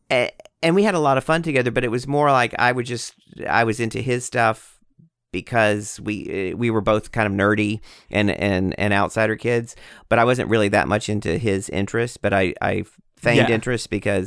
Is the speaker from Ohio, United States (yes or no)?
no; Texas, United States; also born or lived in New York; And then I started writing a memoir about my alcoholism and about growing up in Texas. And you know, it's half of it's Texas and then half in New York.